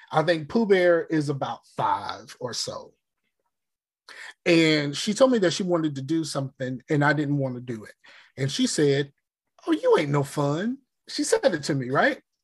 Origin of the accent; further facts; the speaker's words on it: Newport News, Virginia, United States; I'm from Newport News